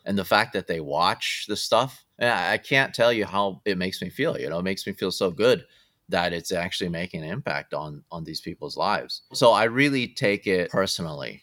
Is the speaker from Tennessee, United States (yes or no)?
no; Southern California, United States; I grew up in Southern California